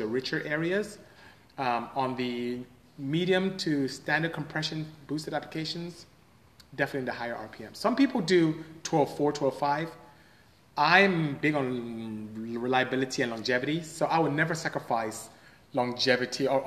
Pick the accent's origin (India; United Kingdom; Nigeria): Nigeria; now in United States; I come from West Africa, from Nigeria.